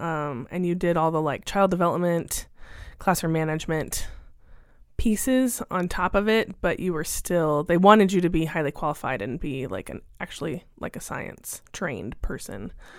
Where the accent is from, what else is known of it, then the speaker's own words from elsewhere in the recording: Indiana, United States; moved away as an adult; now in Arizona, United States; I moved here from Indiana and started at the U of A in 2004.